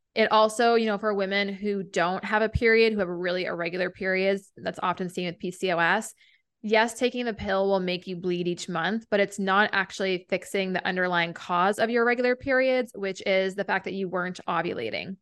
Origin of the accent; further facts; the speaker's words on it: New Hampshire, United States; moved away as an adult; also born or lived in Vermont; a naturopathic doctor in my hometown in New Hampshire